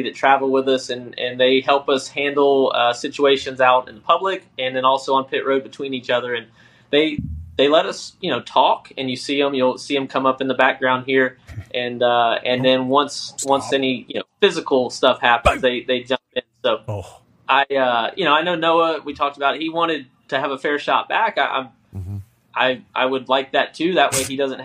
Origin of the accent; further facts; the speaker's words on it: South Florida, United States; also born or lived in South Georgia; My great grandfather, Cicero, moved the family to South Florida for an earlier crop